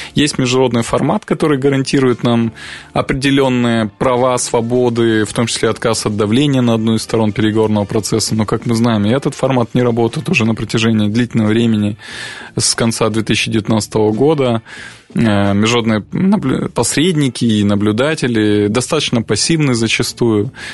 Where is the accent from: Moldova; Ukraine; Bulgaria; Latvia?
Moldova; Transnistria